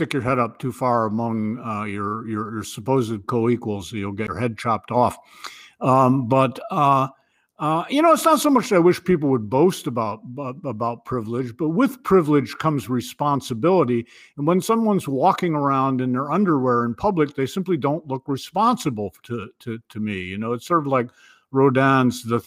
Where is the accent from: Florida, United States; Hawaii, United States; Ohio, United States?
Ohio, United States; moved away as an adult; now in New Hampshire, United States; I was born and raised in the Midwest, but I came east